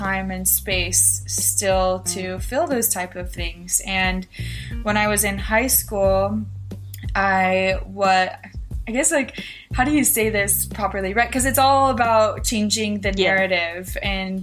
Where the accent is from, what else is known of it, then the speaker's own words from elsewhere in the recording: Filer, Idaho, United States; I am from Filer, Idaho. It's a small town in southern Idaho.